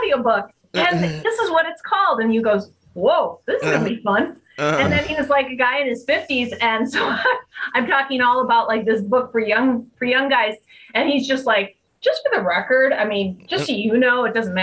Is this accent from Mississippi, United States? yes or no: no; Wisconsin, United States; I'm from Wisconsin